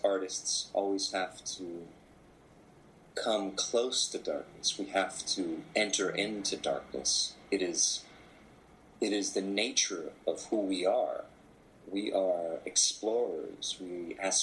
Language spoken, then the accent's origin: English; Anchorage, Alaska, United States; I was born in Anchorage, Alaska.